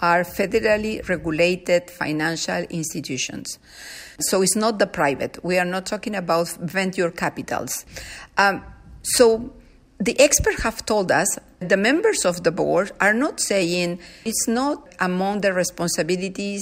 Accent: Peru; now in Canada; I come from Peru. I was raised by people living modestly

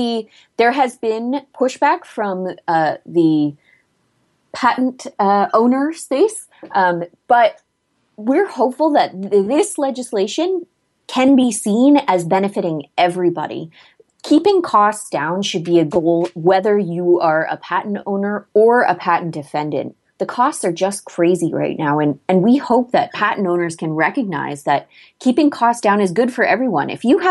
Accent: Canada; as a Canadian

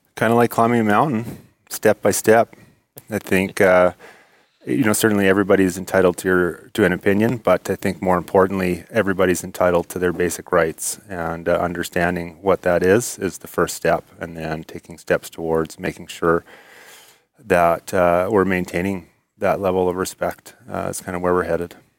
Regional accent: Spruce Grove, Alberta, Canada; I grew up in, uh, Spruce Grove

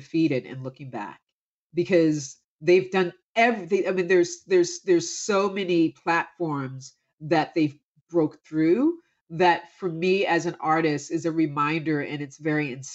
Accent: Camden, New Jersey, United States; growing up from Camden, New Jersey

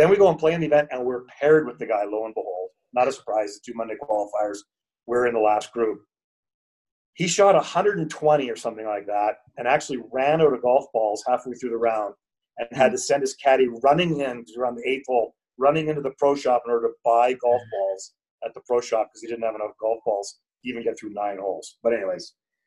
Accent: Canada; moved away as an adult; also born or lived in Calgary, Canada / Ecuador / Spain; now in Colombia; I moved away from Canada, I guess, 7.5 years ago

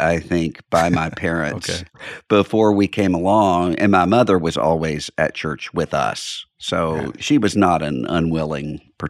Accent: Biloxi, Mississippi, United States; now in Nashville, United States; I'm from Biloxi, Mississippi, which is on the Mississippi Gulf Coast, right out from New Orleans. Mm. That's where I grew up. And we live now in Nashville, Tennessee.

